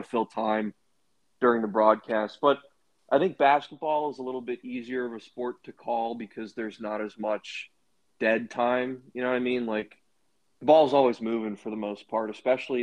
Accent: Baltimore, Maryland, United States; I grew up in Baltimore

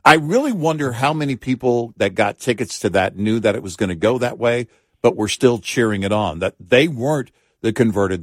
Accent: the South, United States; growing up in the South

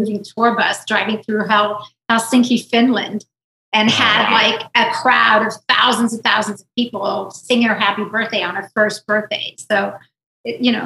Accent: South Africa; moved away; also born or lived in Israel; I was born in Israel. I was raised in South Africa

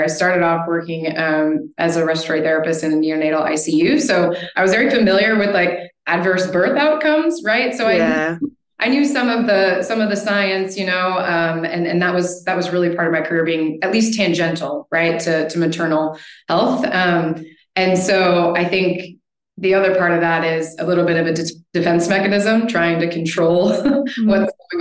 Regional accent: United States; accent: American; moved away as an adult; now in Spain; as you can hear from my accent, I'm an American living in Spain

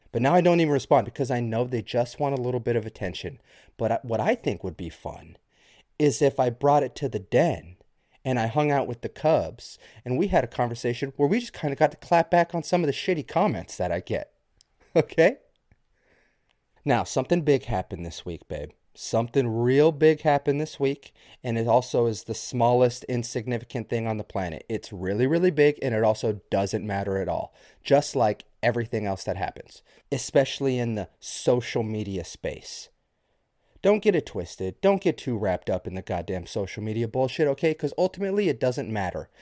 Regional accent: United States; as red-blooded Americans

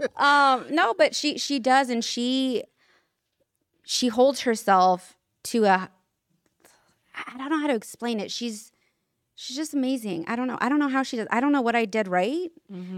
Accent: Sacramento, California, United States; It's funny you said Sacramento right now because that's where I'm from

